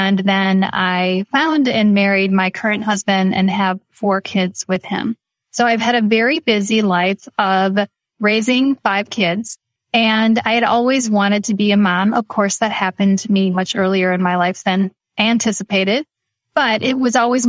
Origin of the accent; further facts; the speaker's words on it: Midwest, United States; I was born and raised in the Midwest